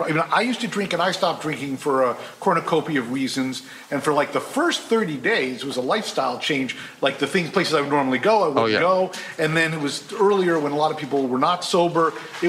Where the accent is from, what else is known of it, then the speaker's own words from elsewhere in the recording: Fairfield, Connecticut, United States; not far from where I grew up in Fairfield, Connecticut.